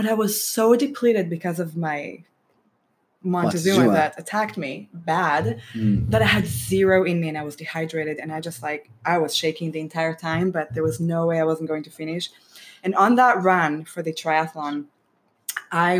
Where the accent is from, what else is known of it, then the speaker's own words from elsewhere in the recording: Israel; moved away; My parents fed us Mediterranean diet growing up in Israel